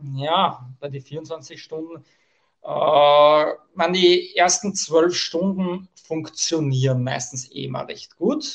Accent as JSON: {"language": "German", "country": "Austria", "said": "bei uns in Österreich im Burgenland"}